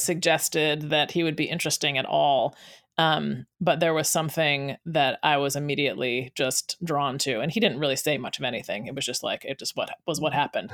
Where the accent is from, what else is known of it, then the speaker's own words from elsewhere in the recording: United States; growing up in America as, um, a black